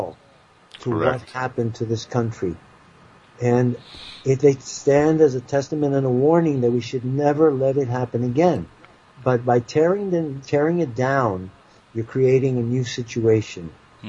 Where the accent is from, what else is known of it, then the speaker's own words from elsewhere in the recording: the North, Northern United States, United States; I was raised as a Northerner